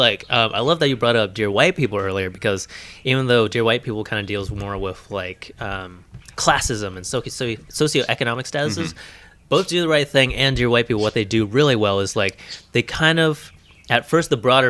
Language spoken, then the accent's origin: English; Brooklyn, New York, United States; born there; I was born in Brooklyn, okay?